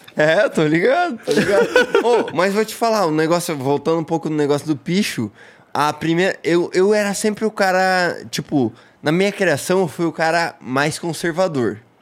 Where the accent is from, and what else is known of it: Brazil; also born or lived in Portugal